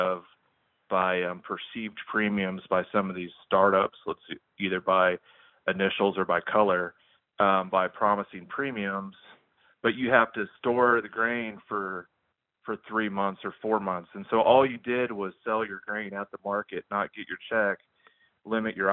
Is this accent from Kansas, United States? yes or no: yes; Kansas, United States; I'm from Kansas